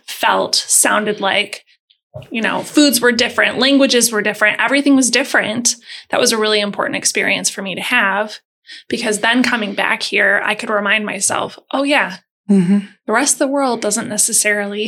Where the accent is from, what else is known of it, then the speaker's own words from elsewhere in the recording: Wilmette, Illinois, United States; also born or lived in California / Alabama; I grew up on the North Shore. I grew up in Wilmette.